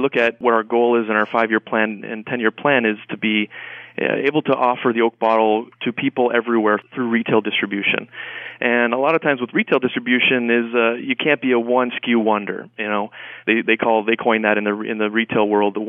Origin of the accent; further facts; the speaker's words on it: Canada; moved away; I'm from Canada originally